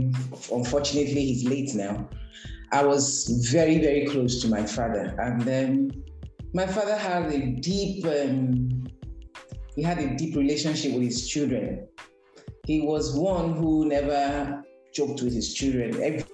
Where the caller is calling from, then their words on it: Lagos, Nigeria; I'm speaking from Lagos, Nigeria.